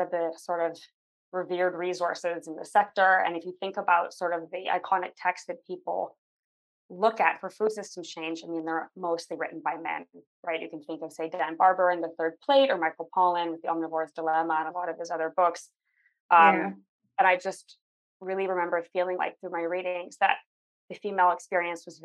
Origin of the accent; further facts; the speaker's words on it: Vancouver, British Columbia, Canada; moved away; also born or lived in Berlin, Germany; Zoe and I are both from Vancouver